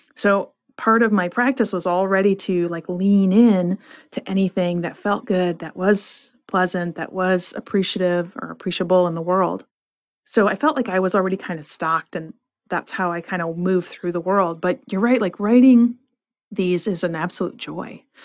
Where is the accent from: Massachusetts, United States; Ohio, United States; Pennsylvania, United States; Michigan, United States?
Michigan, United States; Flint; I grew up in Flint, Michigan